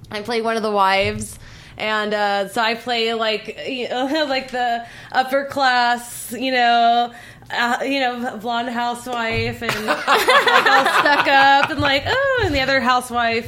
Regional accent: Southern California, United States; I'm from the Southern California

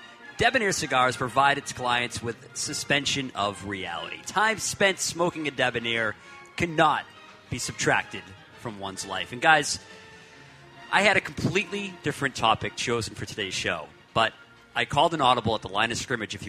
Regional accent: Milford, New Hampshire, United States; Onto Route 3 from my hometown of Milford, New Hampshire.

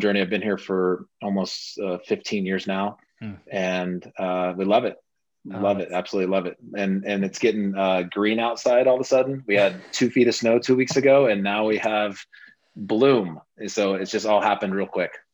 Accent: Oklahoma, United States; moved away as an adult; also born or lived in Los Angeles, United States; now in Denver, United States; I grew up in Oklahoma, uh, then Los Angeles for college

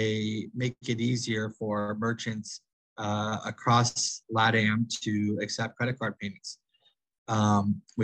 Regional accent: Midwest, United States; moved away as an adult; also born or lived in Stanford, California / New York / Silicon Valley / Bogotá, Colombia; I'm originally from the U.S. I grew up in the Midwest

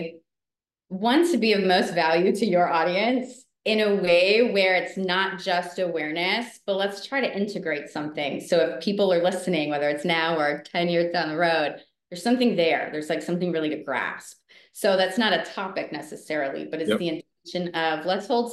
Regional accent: Rhode Island, United States; moved away; also born or lived in New York City; I grew up in Rhode Island. Spent a big chunk of my life in New York City. So New York City's home.

